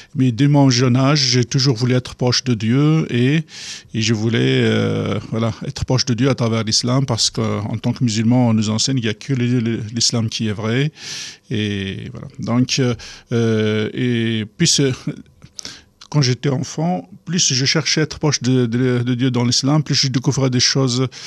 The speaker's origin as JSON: {"language": "French", "region": "Kabylie", "country": "Algeria", "tie": "born or raised there", "second_language": "French", "moved": "yes", "said": "une église euh, clandestine qui venait d'ouvrir en Algérie, au Kabylie, où je vivais"}